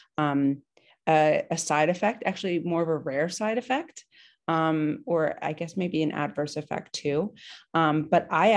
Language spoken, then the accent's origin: English; New Jersey, United States; now in New York, United States; I am originally from New Jersey. I live, you know, the Jersey Shore. I live in New York right now